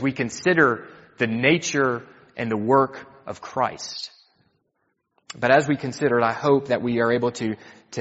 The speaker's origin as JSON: {"language": "English", "country": "United States", "said": "I'm from the States"}